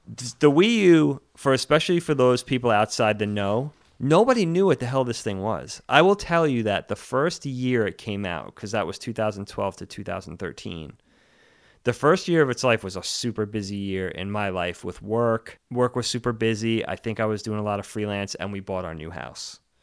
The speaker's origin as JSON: {"language": "English", "area": "Long Island", "region": "New York", "country": "United States", "tie": "born or raised there", "said": "I grew up, we grew up on Long Island"}